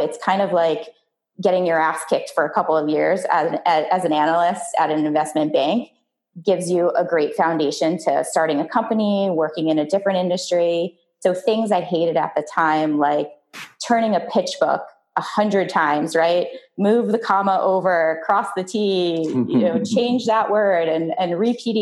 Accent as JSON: {"language": "English", "town": "River Vale", "region": "New Jersey", "country": "United States", "tie": "born or raised there", "said": "I grew up in a tiny town outside of New York City in the suburbs. It was called Rivervale, New Jersey"}